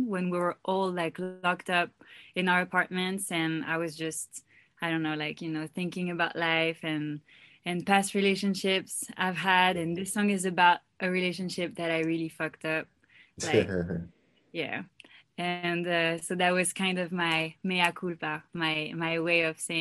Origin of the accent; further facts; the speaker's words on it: Paris, Île-de-France, France; English is a second language; moved away as an adult; now in Los Angeles, United States; I'm from France. I was born in France and raised there. I moved to Los Angeles 5 years ago